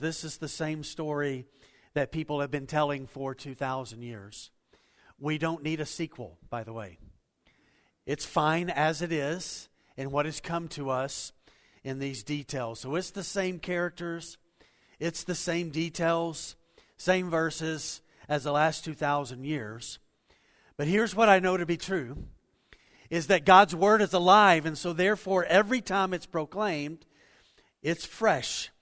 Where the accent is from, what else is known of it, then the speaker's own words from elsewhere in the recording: Waco, Texas, United States; I grew up in Waco, Texas